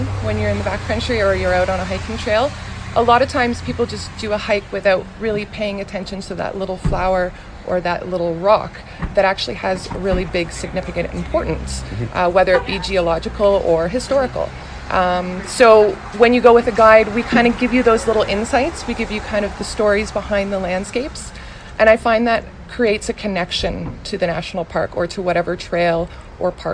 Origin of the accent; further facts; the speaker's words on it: Ontario, Canada; moved away as an adult; now in British Columbia, Canada; So originally, I'm actually from Ontario, but I moved out west here to BC about 8 years ago.